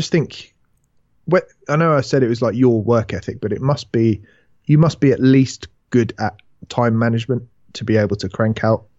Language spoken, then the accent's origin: English; United Kingdom; mate, this is a bit overfamiliar. We're British.